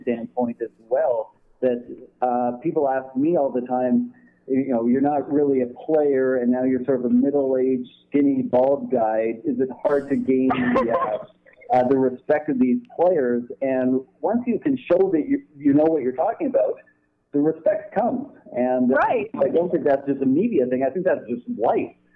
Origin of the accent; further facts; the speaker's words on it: Canada; I grew up in Canada? I still live in Canada